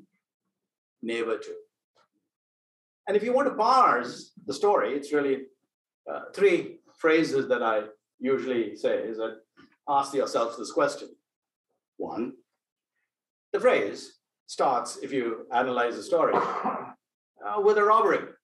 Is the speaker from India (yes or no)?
yes; India; moved away as an adult; now in United States; I came from India, I done my undergraduate studies. I was all of 20 when I came over here